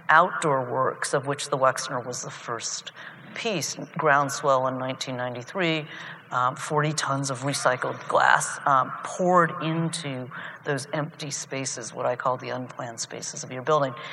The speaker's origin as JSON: {"language": "English", "town": "Athens", "region": "Ohio", "country": "United States", "tie": "born or raised there", "moved": "yes", "said": "I grew up probably with my brother, the Chinese family in Athens"}